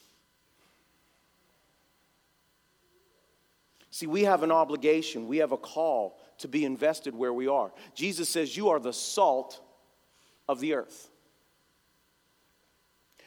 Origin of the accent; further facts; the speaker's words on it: North Braddock, Pennsylvania, United States; I'm from here. I grew up in North Braddock, and I wasn't a Christian